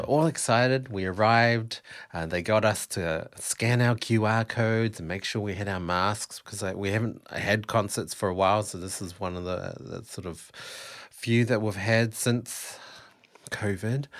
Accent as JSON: {"language": "English", "country": "New Zealand", "moved": "yes", "lives_now": "Melbourne, Australia", "said": "I am actually a Kiwi."}